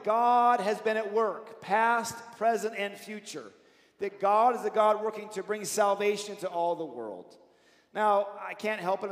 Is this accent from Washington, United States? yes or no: yes; Seattle, Washington, United States; I grew up in Seattle